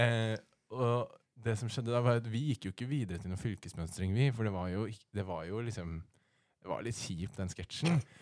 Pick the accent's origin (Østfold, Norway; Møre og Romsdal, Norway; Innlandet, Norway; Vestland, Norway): Innlandet, Norway; Rena; now in Oslo, Norway; jeg kommer faktisk fra Rena